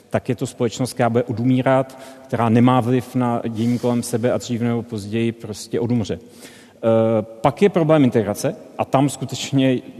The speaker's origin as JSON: {"language": "Czech", "country": "Czechia", "said": "pro mě ne, protože jsem byl Čech v roce 92, který viděl poprvé Černocha profesora matematiky"}